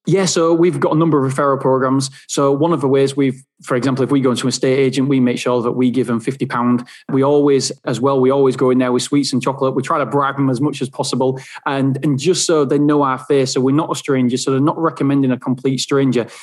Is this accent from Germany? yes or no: no; England, United Kingdom; I'm from England